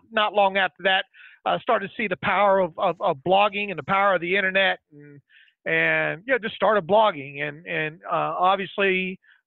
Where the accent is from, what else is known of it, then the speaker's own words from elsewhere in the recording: Florida, United States; I'm born and raised in Florida